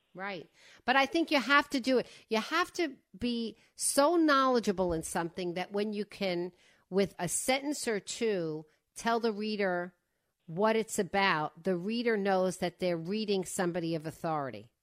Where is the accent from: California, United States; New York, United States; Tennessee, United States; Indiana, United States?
New York, United States; Five Towns, Long Island; I grew up in this cluster called the Five Towns, and one of the towns was Cedarhurst